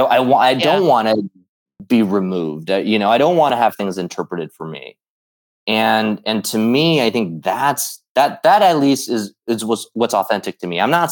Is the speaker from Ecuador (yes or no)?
no; Midwest, United States; for a lot of us growing up in the Midwest, we obviously idolized Michael Jordan.